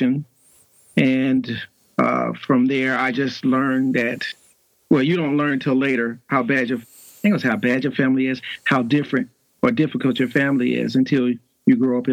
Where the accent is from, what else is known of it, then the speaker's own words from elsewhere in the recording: Gary, Indiana, United States; moved away as an adult; also born or lived in Atlanta area, Georgia; now in south of Atlanta, United States; I was born and raised in Gary, Indiana, probably about 35 minutes away from Chicago.